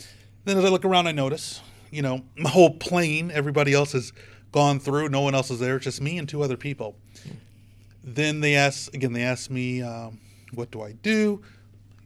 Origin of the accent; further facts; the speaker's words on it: United States; I'm an American